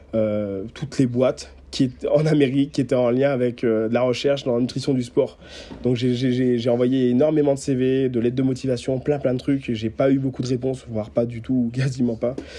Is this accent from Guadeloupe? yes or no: yes; Guadeloupe; moved away; je suis de Guadeloupe, donc j'ai vécu, mmh. euh, j'ai vécu 9 ans là-bas